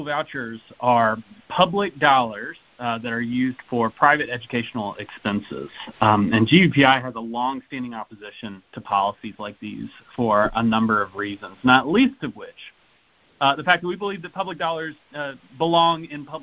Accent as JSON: {"language": "English", "town": "Riverdale", "region": "Georgia", "country": "United States", "tie": "born or raised there", "also_born_or_lived": "Fayetteville, Georgia / North Carolina / Atlanta, Georgia", "said": "I grew up in Riverdale and okay. Spent my time there until fifth grade, and we moved to Fayetteville"}